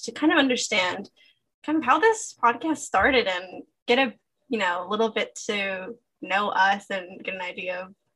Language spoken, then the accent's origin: English; United States; I'm obviously American